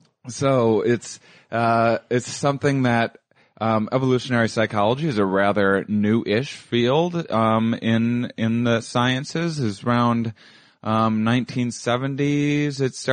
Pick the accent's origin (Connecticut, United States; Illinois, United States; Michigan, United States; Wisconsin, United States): Wisconsin, United States; La Crosse; Well, I'm from La Crosse, Wisconsin, other side of the state.